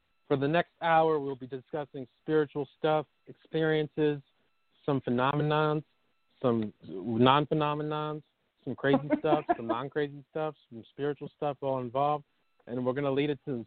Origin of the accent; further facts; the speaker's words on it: New York, United States; moved away as an adult; also born or lived in California; I moved from California from where I was back to my hometown, New York